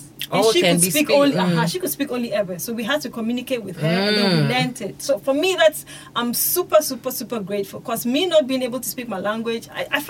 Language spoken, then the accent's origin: English; Ghana; I'm learning the language because I think it's, as a Ghanaian, it's good to learn all languages possible.